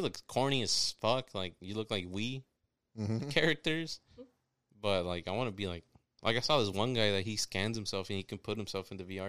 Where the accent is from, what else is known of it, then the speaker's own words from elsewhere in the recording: Kansas, United States; growing up in Kansas, it was always about the farmers.